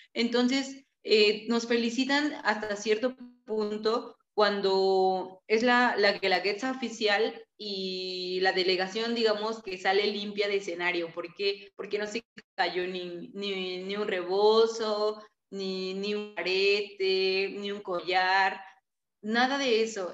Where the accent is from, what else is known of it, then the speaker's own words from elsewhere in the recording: Tlaxiaco, Oaxaca, Mexico; Tlajiaco, donde, de donde soy yo